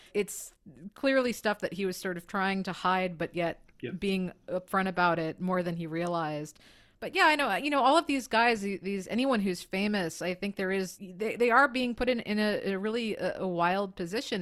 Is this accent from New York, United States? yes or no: yes; New York, United States; moved away as an adult; also born or lived in San Francisco; I'm from New York.